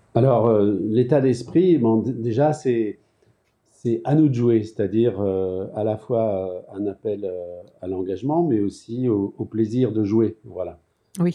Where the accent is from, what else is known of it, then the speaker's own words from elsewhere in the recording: France; chez nous en France